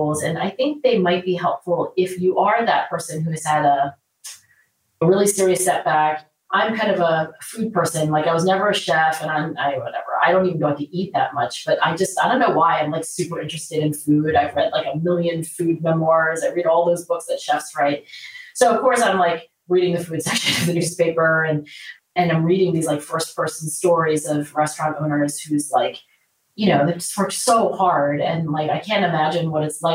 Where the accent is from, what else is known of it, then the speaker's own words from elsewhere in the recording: Philadelphia, Pennsylvania, United States; my hometown of Philadelphia